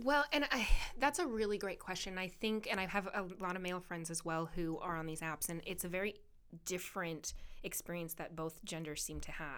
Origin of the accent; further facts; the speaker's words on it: Camarillo, California, United States; I was part of the chamber in my hometown.